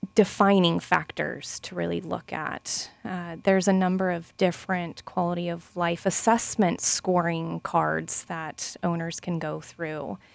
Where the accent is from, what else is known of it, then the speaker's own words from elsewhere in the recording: Lakeland, Florida, United States; moved away; I'm actually second generation Lakelander